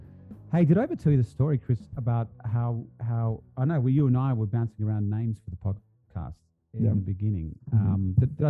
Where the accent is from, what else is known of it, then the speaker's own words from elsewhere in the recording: Sydney, New South Wales, Australia; Yeah. I'm from Sydney, Australia